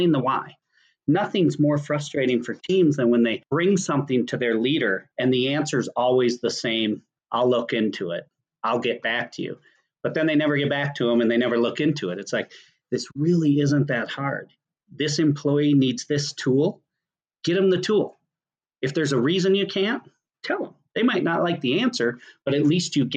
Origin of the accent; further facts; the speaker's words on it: Minnesota, United States; I'm from Minnesota.